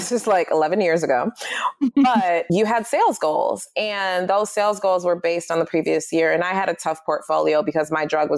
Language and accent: English; Detroit, Michigan, United States; I was born and raised in Detroit